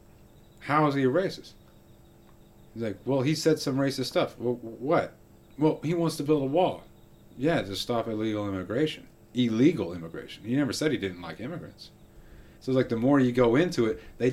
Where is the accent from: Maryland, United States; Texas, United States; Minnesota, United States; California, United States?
Texas, United States; I'm from Texas